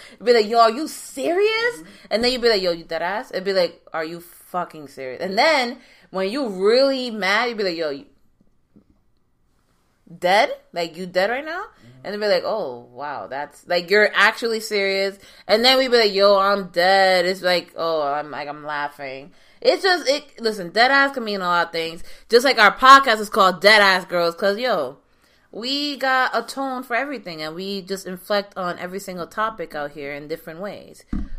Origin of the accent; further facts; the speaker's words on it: New York, United States; Like, the cockiness, but like, yeah, I'm from New York. You know, I'm mm-hmm. from New York.